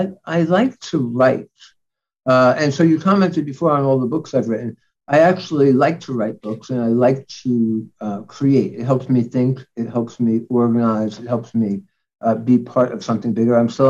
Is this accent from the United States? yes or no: yes; New York City, New York, United States; Because I'm from New York. I went to college and medical school in New York. I practically grew up in the city.